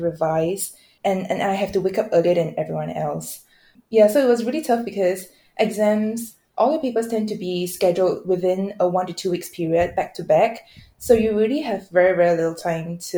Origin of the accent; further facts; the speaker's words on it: Malaysia; moved away as an adult; also born or lived in Singapore; now in London, United Kingdom; I was traveling from Malaysia across borders to get to school every single day from when I was 7 up till I was 14